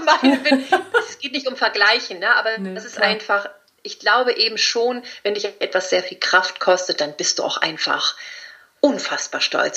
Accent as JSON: {"language": "German", "country": "Spain", "said": "ich bin Spanierin"}